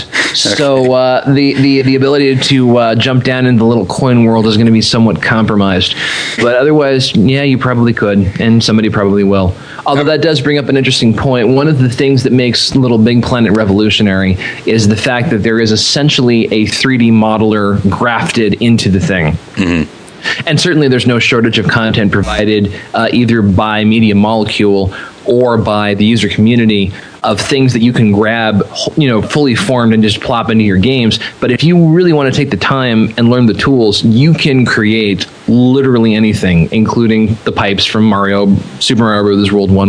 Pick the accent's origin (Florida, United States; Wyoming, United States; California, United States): California, United States; I am originally from the West Coast. I'm from all over California.